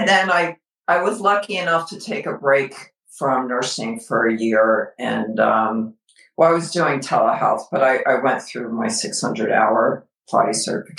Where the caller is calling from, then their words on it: Alpharetta, Georgia, United States; Oh, we're joining you from Alpharetta, Georgia.